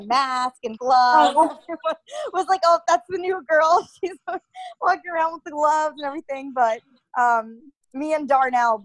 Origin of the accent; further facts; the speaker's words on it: Connecticut, United States; moved away; I am from Connecticut. Where I'm from is probably around 45 minutes out of New York City, so pretty close there